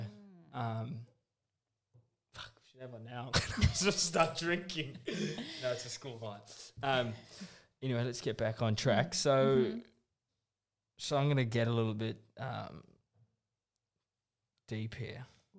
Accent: New Zealand; accent: Kiwi; Oh, my Kiwi accent. Yeah, I know.

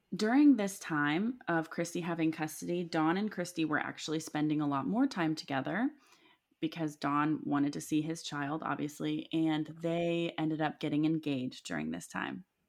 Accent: Milford, Ohio, United States; Milford is part of the Claremont County, which is where I grew up

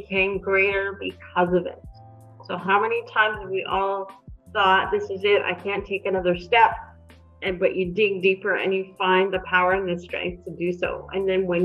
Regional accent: Winnipeg, Manitoba, Canada; moved away as an adult; also born or lived in California; now in Vancouver, Canada; I was born in Winnipeg, and I decided to move to Vancouver some years ago

